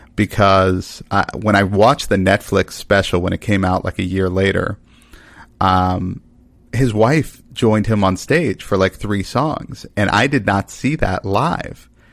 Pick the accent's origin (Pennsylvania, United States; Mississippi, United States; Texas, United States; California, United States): Texas, United States; Dallas; I grew up in Dallas, Texas